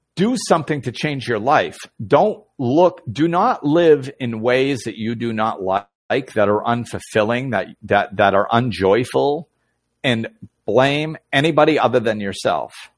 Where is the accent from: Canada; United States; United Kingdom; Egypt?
United States; Massachusetts; moved away; Nicole and Buddy are watching who I grew up with in Massachusetts.